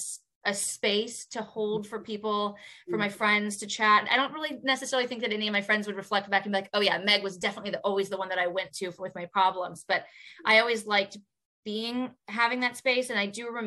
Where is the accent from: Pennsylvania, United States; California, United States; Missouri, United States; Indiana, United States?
Indiana, United States; moved away; also born or lived in New York; I'm also from Indiana.